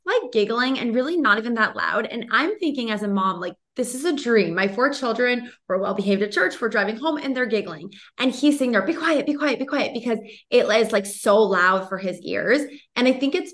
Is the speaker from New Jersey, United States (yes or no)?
no; Boston, Massachusetts, United States; I'm from Boston and he thinks I'm always screaming when I speak